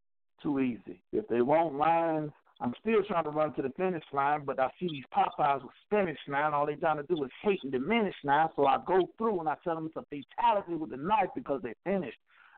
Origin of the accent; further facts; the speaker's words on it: Fort Myers, Florida, United States; I came from Fort Myers, Florida.